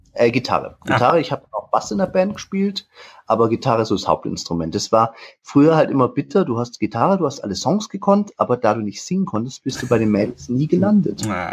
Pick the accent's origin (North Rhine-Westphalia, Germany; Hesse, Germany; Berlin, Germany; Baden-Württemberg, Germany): Baden-Württemberg, Germany; Weikersheim; now in Aschaffenburg, Germany; Aus Weikersheim wer das kennt, aus dem lieblichen Taubertal